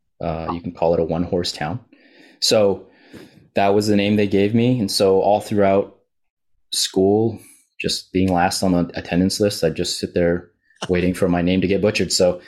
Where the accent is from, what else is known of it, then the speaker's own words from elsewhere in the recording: Canada; born there; Canadian born Chinese. My dad was from China. Mom's from Hong Kong.